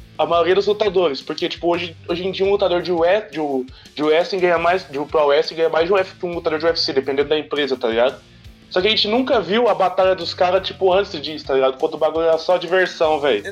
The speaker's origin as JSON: {"language": "Portuguese", "country": "Brazil", "said": "a gente é do Brasil"}